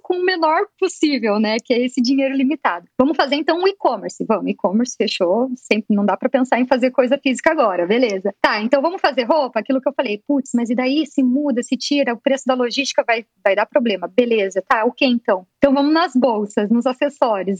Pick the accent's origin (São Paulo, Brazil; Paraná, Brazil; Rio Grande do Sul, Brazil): Paraná, Brazil; Curitiba; nós somos de Curitiba